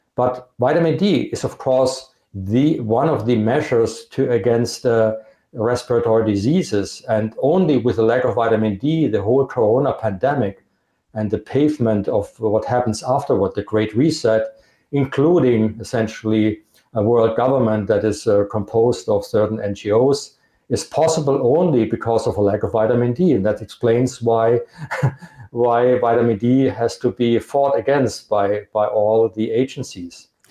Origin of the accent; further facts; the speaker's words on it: Germany; accent: Germanic; English is a second language; I'm from Germany